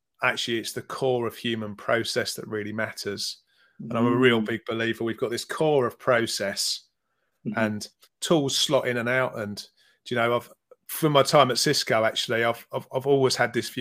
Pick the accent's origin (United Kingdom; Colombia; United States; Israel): United Kingdom; London; I was born in North London